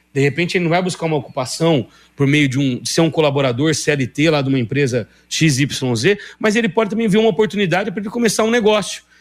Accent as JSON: {"language": "Portuguese", "town": "Ribeirão Preto", "region": "São Paulo", "country": "Brazil", "moved": "yes", "lives_now": "Paraná, Brazil", "said": "Eu sou de Ribeirão Preto, São Paulo, moro aqui desde 2000"}